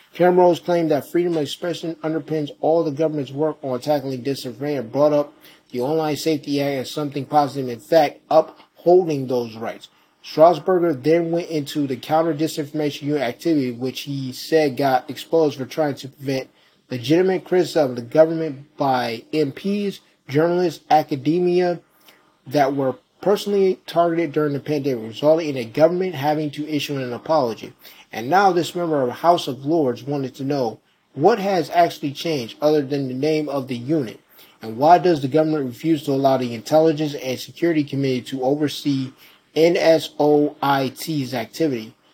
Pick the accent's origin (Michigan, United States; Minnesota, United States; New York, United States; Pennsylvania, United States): New York, United States; Rochester; my hometown of Rochester